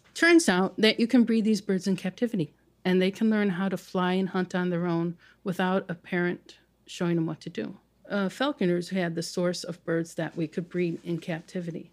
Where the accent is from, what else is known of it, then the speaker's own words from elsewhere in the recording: Chicago, Illinois, United States; I grew up on the South Side.